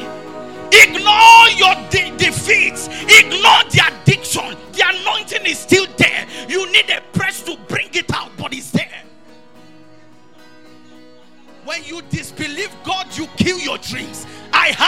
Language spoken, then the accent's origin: English; Akure, Ondo, Nigeria; I came from Akure